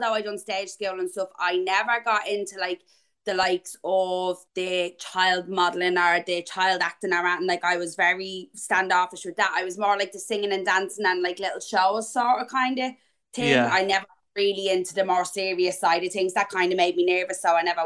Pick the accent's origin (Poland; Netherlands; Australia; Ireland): Ireland; Dublin, Leinster; I grew up on the north side of Dublin. I'm from Finglas, and I have been all my life. Still live here now.